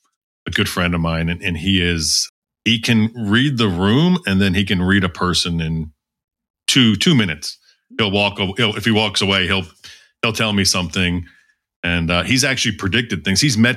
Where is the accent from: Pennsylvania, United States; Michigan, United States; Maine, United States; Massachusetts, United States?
Pennsylvania, United States; Doylestown; I'm from Doylestown, Pennsylvania.